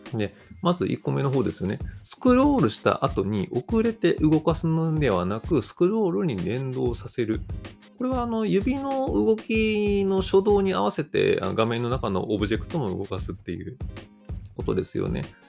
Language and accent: Japanese; Kansai, Japan; どうしても関西人なんで